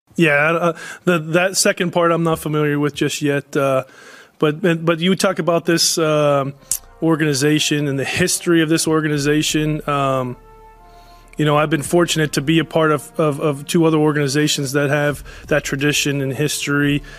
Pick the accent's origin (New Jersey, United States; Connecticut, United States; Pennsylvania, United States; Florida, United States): Pennsylvania, United States; Pittsburgh; moved away; I grew up in Pittsburgh